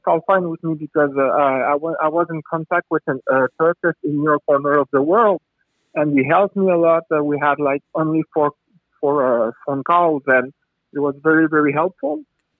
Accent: France; accent: French; English is a second language; I'm French. Sorry for my big accent.

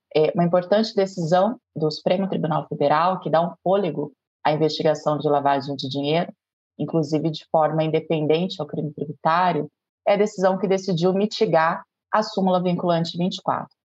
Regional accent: Londrina, Paraná, Brazil; moved away as an adult; now in Minas Gerais, Brazil; numa promotoria criminal em Londrina, que é a minha cidade natal

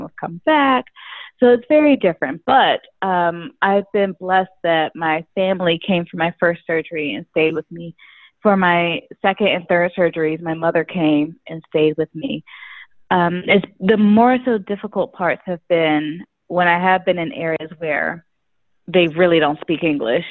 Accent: United States; moved away as an adult; also born or lived in New York; now in Paris, France; I'm American

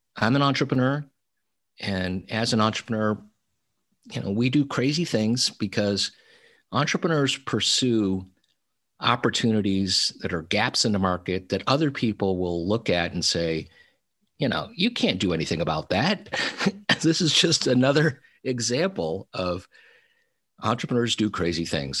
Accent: Little Falls, New York, United States; moved away as an adult; also born or lived in Silicon Valley, California; my hometown of Little Falls, New York

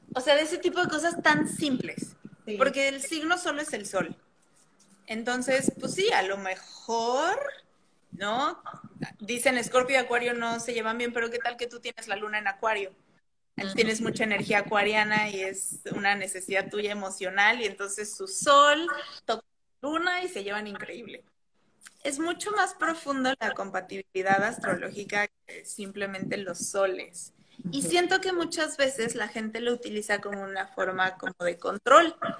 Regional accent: Mexico City, Mexico; moved away; como soy de la Ciudad de México

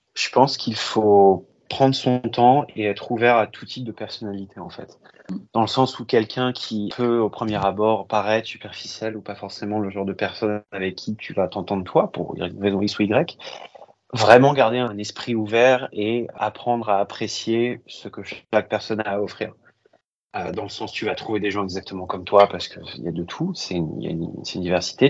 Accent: Paris, Île-de-France, France; moved away as an adult; also born or lived in Berry / London / Toronto; now in New York, United States; j'ai grandi à Paris.

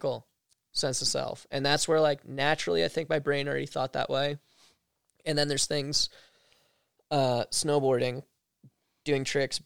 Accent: East Coast, United States; growing up on the East Coast

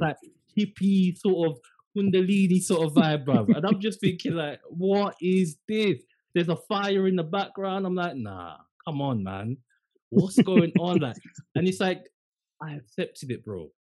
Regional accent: London, United Kingdom; I was from London.

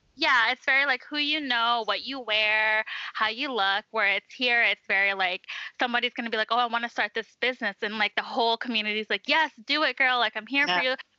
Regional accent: Vancouver, British Columbia, Canada; moved away as an adult; now in Edmonton, Canada; I'm originally from Vancouver

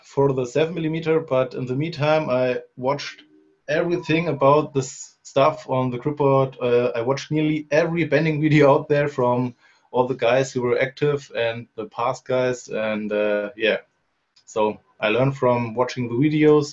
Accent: Germany; I'm from Germany, in the middle of it. It's an area called Rhön. It's 100 kilometers north of Frankfurt. And I live here in a small village

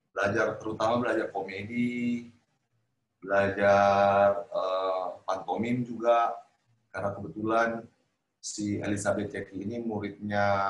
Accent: Sulawesi, Indonesia; moved away; ke Sulawesi hmm. ke kampung saya

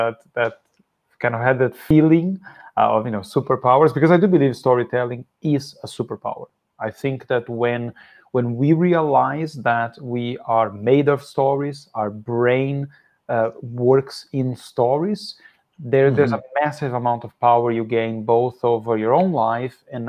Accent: Brazil; English is a second language; moved away; also born or lived in Philadelphia, United States; I grew up in Brazil

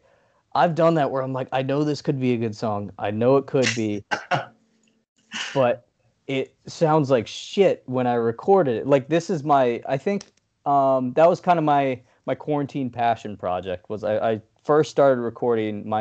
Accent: New York, United States; We're from New York

